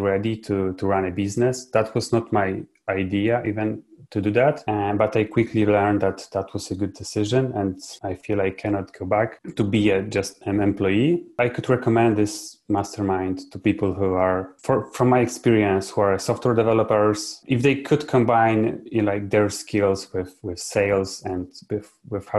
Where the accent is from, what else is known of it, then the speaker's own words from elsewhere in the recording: Poland; I'm from Poland.